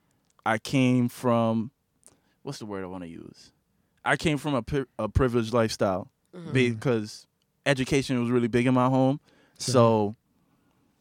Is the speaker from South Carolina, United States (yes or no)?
no; New York City, New York, United States; I'm from East Flatbush